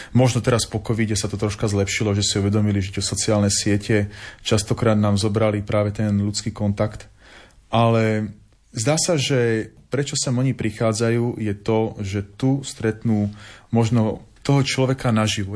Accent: Trnava, Trnava Region, Slovakia; moved away as an adult; also born or lived in Rožňava; now in Partizánske, Slovakia; pochádzam z Trnavy

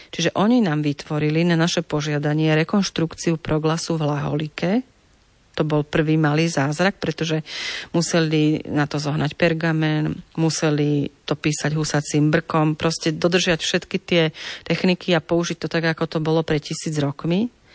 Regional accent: Slovakia; u nás na Slovensku

